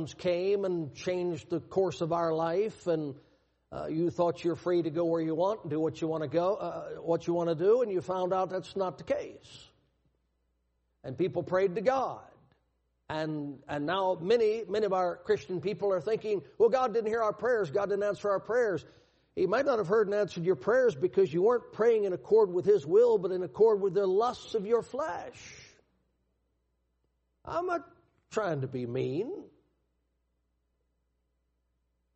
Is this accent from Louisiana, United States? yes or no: yes; Louisiana, United States; I was born in Louisiana in 1958 and grew up in the baby boom era